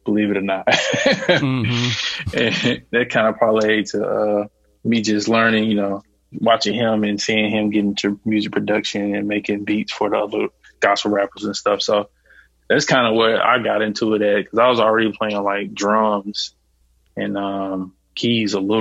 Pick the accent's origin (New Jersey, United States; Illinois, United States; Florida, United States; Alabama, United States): Alabama, United States; I'm from the South, I'm from Alabama